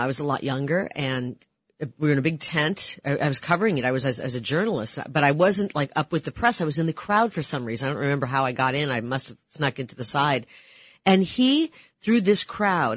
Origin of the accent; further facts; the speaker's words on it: Iowa, United States; growing up in Iowa